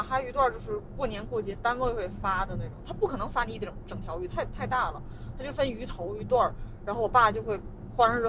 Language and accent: Chinese; Northeast China, China; 这个人的视角跟我们东北人完全不一样啊。